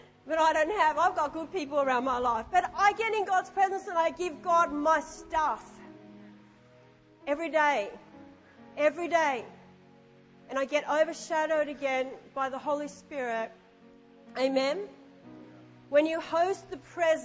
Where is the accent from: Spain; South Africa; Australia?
Australia; I'm an Aussie and I understand oi